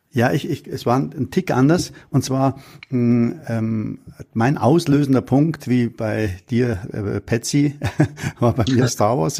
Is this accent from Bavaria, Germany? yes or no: yes; Munich, Bavaria, Germany; ich bin in München am Hasenbergel aufgewachsen